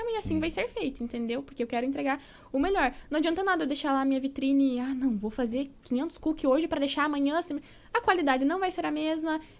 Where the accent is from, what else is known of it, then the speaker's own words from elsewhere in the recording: Salvador, Bahia, Brazil; born there; also born or lived in Curitiba; eu nasci em Salvador, na Bahia.